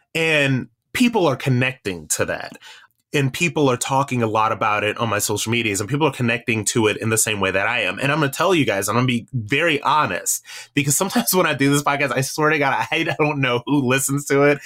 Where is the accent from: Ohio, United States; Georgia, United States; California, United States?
Ohio, United States; Akron; I am from Akron, Ohio.